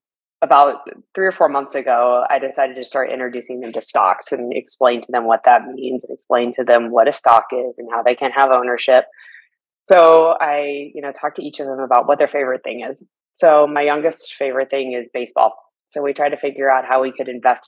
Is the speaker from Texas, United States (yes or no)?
no; Lawrence, Kansas, United States; also born or lived in Seattle, Washington; my hometown of Lawrence, Kansas